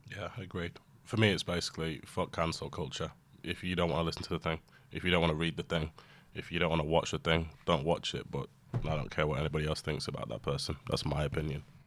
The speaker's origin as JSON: {"language": "English", "country": "United Kingdom", "said": "whilst I'm British, I'm not British"}